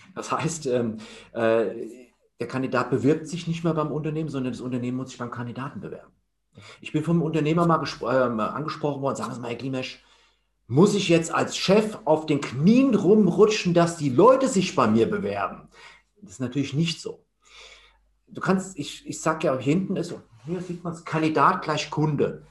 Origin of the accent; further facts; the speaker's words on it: Hesse, Germany; also born or lived in Leipzig; ich komme ursprünglich aus Hessen